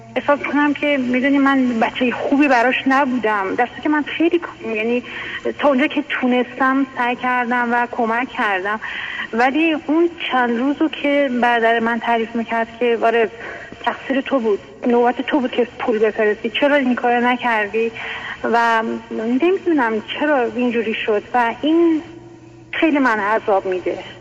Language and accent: Persian; Iran; moved away as an adult; now in United States; من الان 20 سال هست که امریکا زندگی میکنم قبلش هم که توی ایران بودم